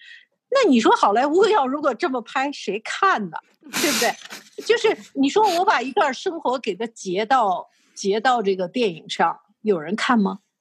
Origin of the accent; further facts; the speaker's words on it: China; now in Canada; 因为我从大陆过来嘛，因为你知道大陆生活过的都是大起大落的那种生活